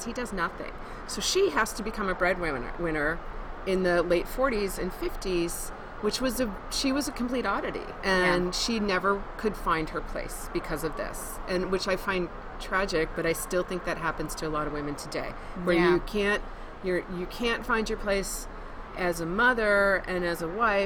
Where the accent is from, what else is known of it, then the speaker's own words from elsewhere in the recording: Wisconsin, United States; also born or lived in New York / Boulder, Colorado; now in Denver, United States; I'm from Wisconsin originally